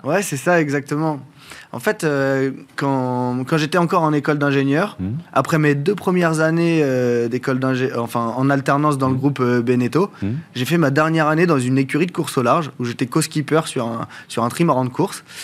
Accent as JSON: {"language": "French", "country": "France", "tie": "born or raised there", "said": "je suis originaire de la bête du Mont-Saint-Michel"}